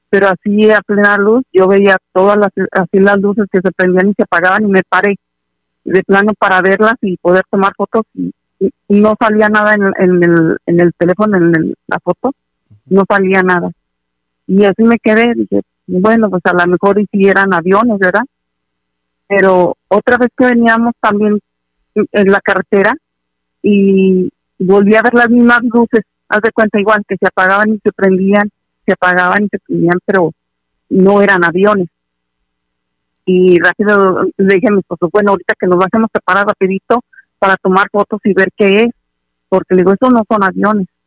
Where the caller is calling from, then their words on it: California, United States; Hola, buenas noches, soy … de Aldo de California.